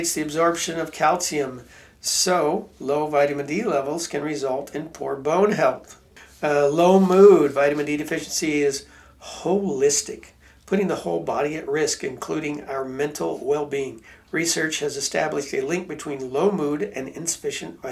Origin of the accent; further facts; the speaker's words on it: Pacific Northwest, United States; I grew up in Pacific Northwest in Washington and Oregon on the West Coast